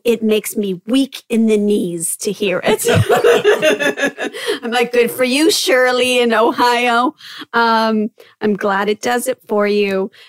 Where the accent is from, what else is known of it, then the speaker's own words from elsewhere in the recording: Netherlands; And I was born and raised in the Netherlands. And I love my language.